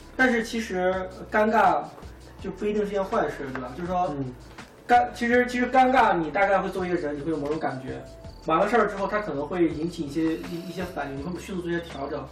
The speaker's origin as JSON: {"language": "Chinese", "country": "China", "said": "比如我们中国人，对吧？"}